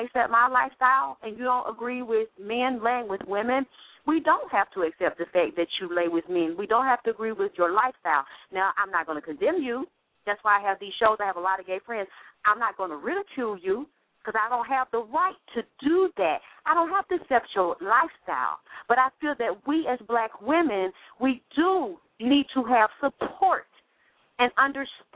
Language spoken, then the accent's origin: English; Atlanta, Georgia, United States; I grew up in Atlanta, Georgia, in the church